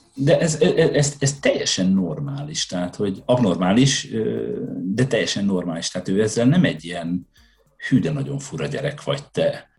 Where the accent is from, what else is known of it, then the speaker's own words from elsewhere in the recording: Hajdú-Bihar, Hungary; moved away as an adult; also born or lived in Budapest; now in Sweden; a gyerekkoromat azt, ö, azt, ö, vidéken a hajnúságban töltöttem